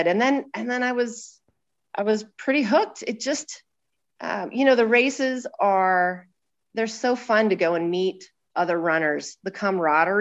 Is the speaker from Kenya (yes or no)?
no; Sheridan, Wyoming, United States; also born or lived in Buffalo, Wyoming; I grew up in Sheridan, actually, was born in Buffalo, just a half hour down the road.